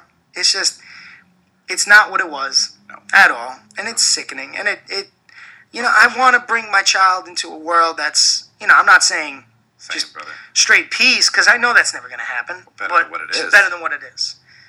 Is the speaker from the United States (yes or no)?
yes; New York City, New York, United States; also born or lived in Warwick, New York / South Carolina; now in Rochester, United States; I'm born and raised in Brooklyn, New York.